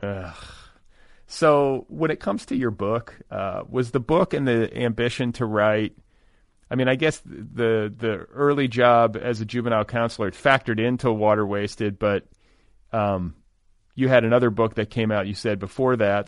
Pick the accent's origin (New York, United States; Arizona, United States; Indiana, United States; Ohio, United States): Indiana, United States; moved away as an adult; also born or lived in Wisconsin; I grew up in Indiana